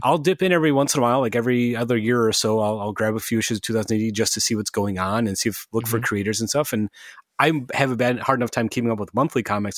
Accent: United States; as a dumb American

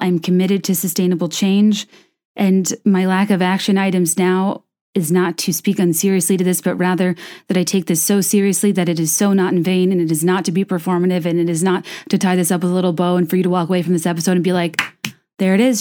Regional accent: the South, United States; I grew up in the South

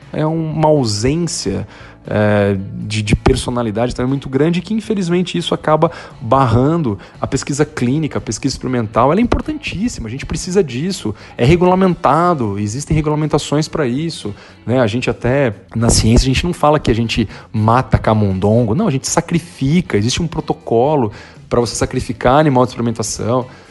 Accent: Brazil; moved away as an adult; also born or lived in São Paulo; now in United States; Eu amo o Brasil, o Brasil é meu país, eu sou muito patriota

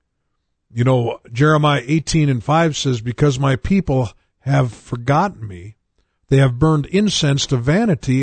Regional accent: United States; I grew up in America

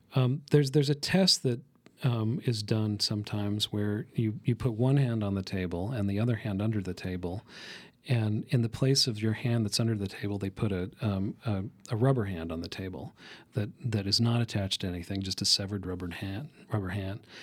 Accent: the West, United States; I grew up in the West

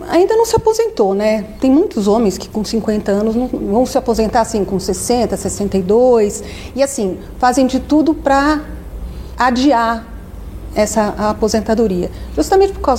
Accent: São Paulo, Brazil; voltei aqui para São Paulo, sou paulistana

